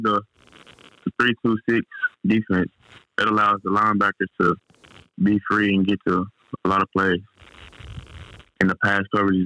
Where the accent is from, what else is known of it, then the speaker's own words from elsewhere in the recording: Forrest City, Arkansas, United States; It all was around my hometown, Forest City, and Arkansas.